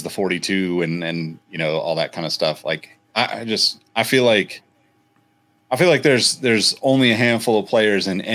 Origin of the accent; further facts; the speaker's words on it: Northern California, United States; We're all from Northern California